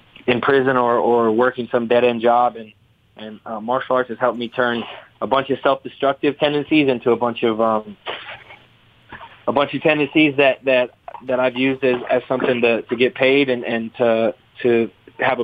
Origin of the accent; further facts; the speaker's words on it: United States; also born or lived in Seattle, Washington / Northern California; we were in Seattle, and then we moved from Seattle to Northern California to kind of try to get away from the trouble